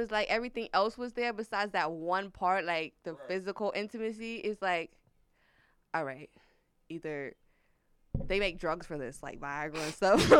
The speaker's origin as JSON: {"language": "English", "region": "North Carolina", "country": "United States", "moved": "yes", "said": "I'm from North Carolina."}